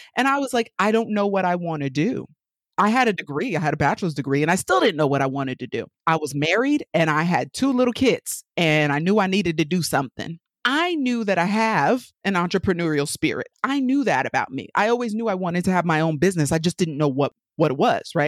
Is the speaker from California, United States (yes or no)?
no; New York, United States; accent: New York; moved away as an adult; also born or lived in Connecticut; Just in case you haven't caught the accent by now, I'm from New York, born and raised